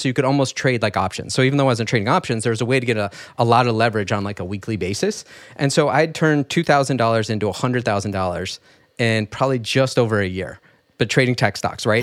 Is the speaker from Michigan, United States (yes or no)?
yes; rural Michigan, United States; I grew up in rural Michigan